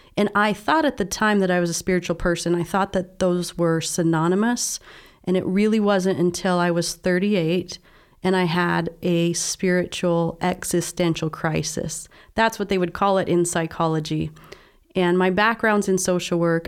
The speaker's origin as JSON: {"language": "English", "region": "Southern Utah", "country": "United States", "tie": "born or raised there", "said": "I was raised in Southern Utah, in a very religious family"}